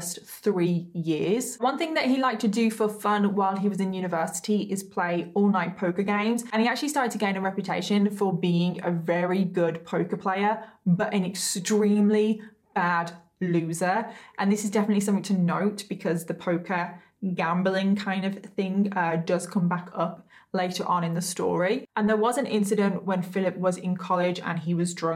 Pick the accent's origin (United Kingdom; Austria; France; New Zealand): United Kingdom; I'm British and we pronounce Craig as Craig